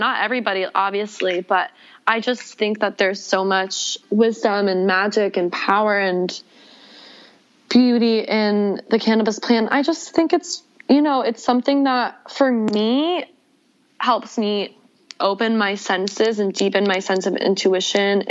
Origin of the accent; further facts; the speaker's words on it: Atlanta, Georgia, United States; moved away as an adult; also born or lived in Buffalo, New York; now in Los Angeles, United States; moved to Atlanta where I grew up.